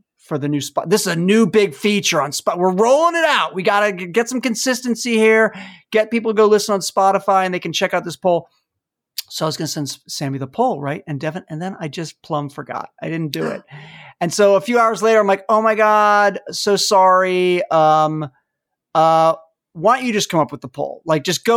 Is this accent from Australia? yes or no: no; Washington, District of Columbia, United States; I'm from Washington, D.C.